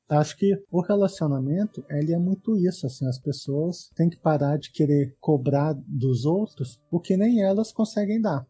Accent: Brasília, Federal District, Brazil; eu sou brasiliense, assim, eu sempre morei aqui em Brasília

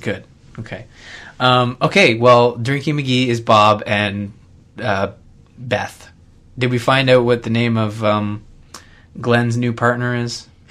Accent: Canada; I'm Canadian

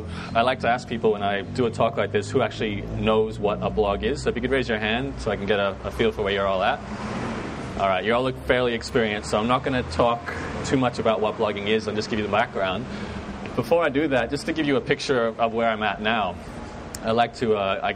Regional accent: Brisbane, Queensland, Australia; accent: Canadian; Actually got Canadian background, but I'm born and raised in Brisbane, so this is my hood.

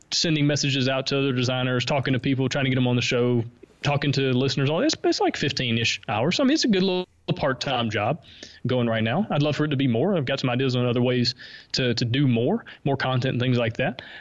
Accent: the South, United States; accent: Southern; I think my Southern accent helps me stick out just a little bit.

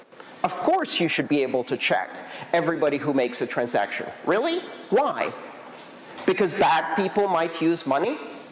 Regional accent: Iran; I am Iranian. I was born in Iran. I have nothing to do with Iran.

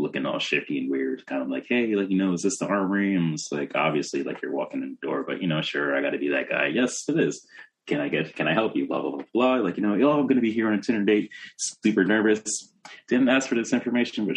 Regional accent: New York, United States; I'm from New York

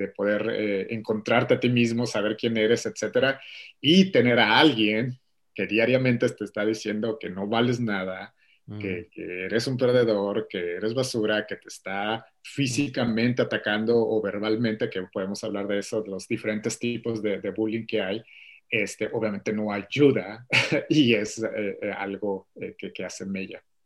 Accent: Mexico; moved away as an adult; now in Atlanta, United States; yo soy de México, originario de, de, de, México, toda mi vida viví ahí hasta hace cuatro años que eh, me mudé con mi familia a Atlanta, Georgia, en Estados Unidos

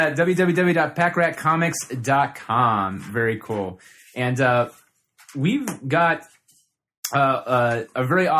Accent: Columbus, Ohio, United States; we're from Columbus, Ohio

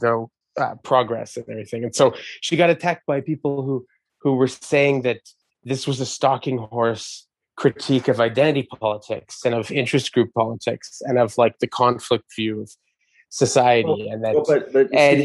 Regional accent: Montreal, Quebec, Canada; my neighborhood growing up in Verdun.

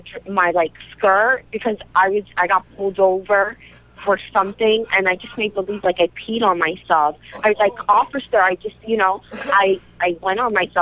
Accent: New York City, New York, United States; Yeah, I'm from the Bronx.

